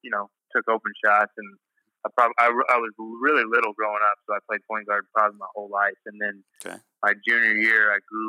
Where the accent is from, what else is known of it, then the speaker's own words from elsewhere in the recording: Emporia, Kansas, United States; also born or lived in Wichita, Kansas; I grew up in Emporia, Kansas, about an hour north of Wichita